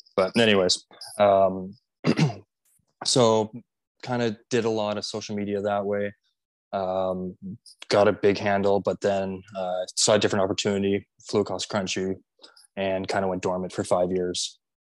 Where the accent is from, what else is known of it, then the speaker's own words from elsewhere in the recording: Canada; as a Canadian